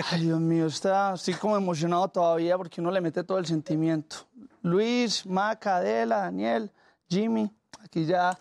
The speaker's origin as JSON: {"language": "Spanish", "country": "Colombia", "accent": "paisa", "said": "yo vengo de Colombia, pero gran parte de mi influencia ha sido mexicana"}